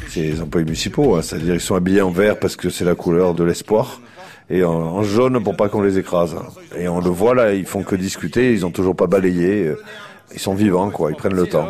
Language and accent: French; the South, southern France, France; on est du Sud